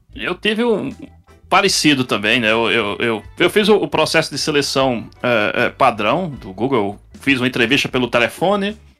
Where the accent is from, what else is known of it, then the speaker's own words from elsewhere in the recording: João Pessoa, Paraíba, Brazil; moved away as an adult; now in Austin, United States; sou de João Pessoa, mas eu estou falando agora aqui de Austin, no Texas